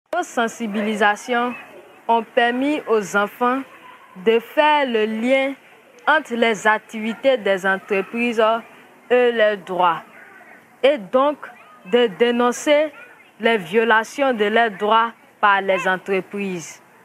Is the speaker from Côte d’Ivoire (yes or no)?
yes; San-Pédro, Côte d’Ivoire; j'ai 14 ans. Je viens de la Côte d'Ivoire. J'appartiens au groupement des enfants de San Pedro.